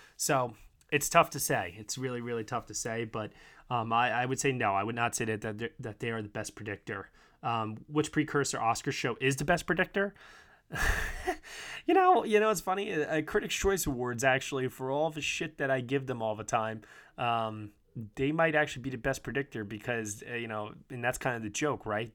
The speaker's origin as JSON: {"language": "English", "region": "New York", "country": "United States", "said": "I'm from New York"}